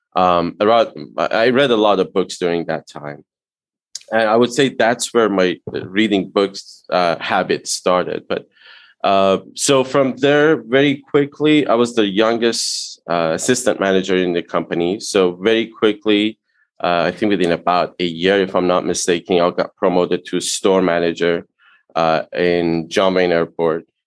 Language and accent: English; Iran; English is a second language; moved away as an adult; now in United States; I immigrated to US from Iran in 98.